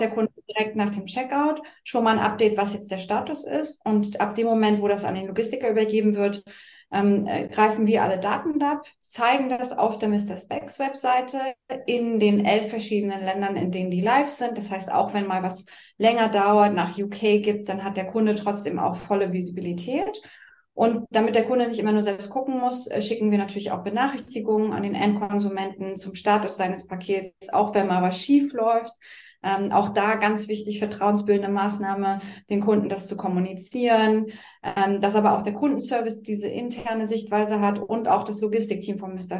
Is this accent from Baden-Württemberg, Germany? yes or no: no; Berlin, Germany; heute in meiner Heimat Berlin, tatsächlich bei mir im Homeoffice.